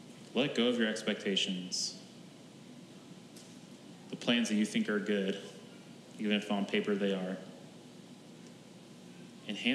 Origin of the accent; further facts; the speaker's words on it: Oklahoma, United States; moved away; my hometown in Oklahoma